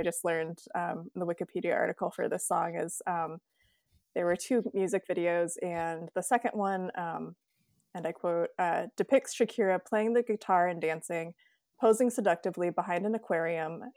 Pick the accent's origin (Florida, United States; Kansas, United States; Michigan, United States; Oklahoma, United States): Michigan, United States; Grand Rapids; now in Twin Cities, United States; I grew up in Grand Rapids, Michigan